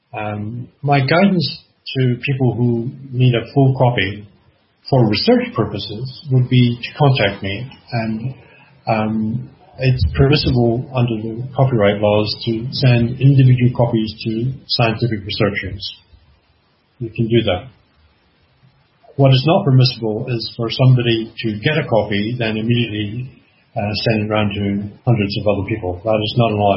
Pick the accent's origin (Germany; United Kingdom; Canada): Canada; I'm Canadian